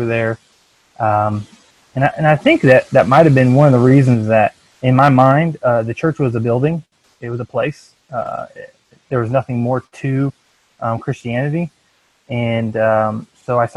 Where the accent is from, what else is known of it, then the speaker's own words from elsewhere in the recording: Iowa, United States; now in Branson, Missouri, United States; growing up in Iowa